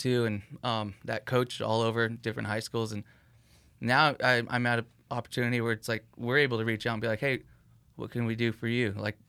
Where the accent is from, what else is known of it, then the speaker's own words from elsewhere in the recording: Whittier, California, United States; I grew up in the Whittier area, like pretty close to it, but played ball on Pico, had friends on one side of town, and then went to high school on another side of town